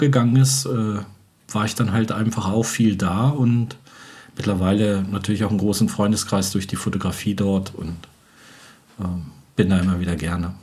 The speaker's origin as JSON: {"language": "German", "town": "Göttingen", "region": "Lower Saxony", "country": "Germany", "also_born_or_lived": "Wolfsburg-Braunschweig area / Norddeich", "moved": "yes", "said": "ursprünglich komme ich aus Göttingen"}